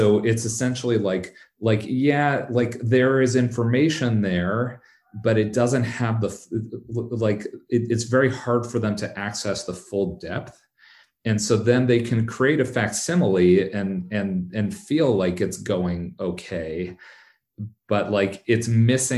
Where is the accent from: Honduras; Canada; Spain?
Canada; also born or lived in Bay Area, California; now in San Francisco Bay Area, United States; I live in the Bay Area, but I'm Canadian. I still have, you know, like, I've got roots. I know a lot of folks back in Toronto